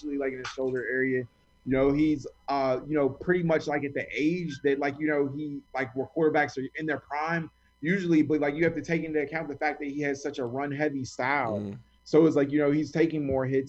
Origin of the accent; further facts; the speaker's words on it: Chicago, Illinois, United States; I grew up in Chicago.